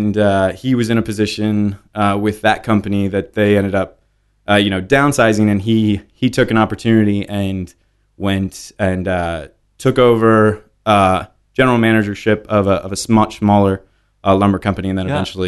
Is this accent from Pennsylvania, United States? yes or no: yes; Pennsylvania, United States; No. So I was born in Lancaster County.